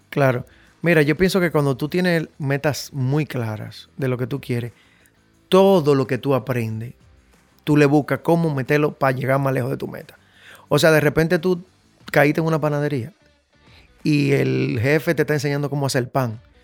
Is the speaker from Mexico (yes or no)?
no; Dominican Republic; Yo me crié en Invivienda por la Chale de Gol